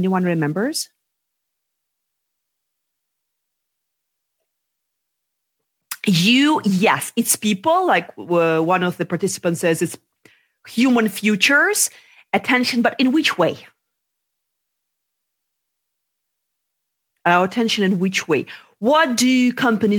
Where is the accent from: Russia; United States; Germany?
Russia; moved away as an adult; also born or lived in London; I was born in Russia